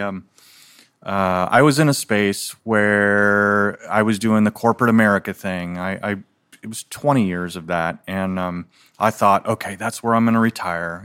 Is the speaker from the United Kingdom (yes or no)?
no; Philippines; now in United States; I was born in the Philippines, and so back then, so this was nineteen sixty-eight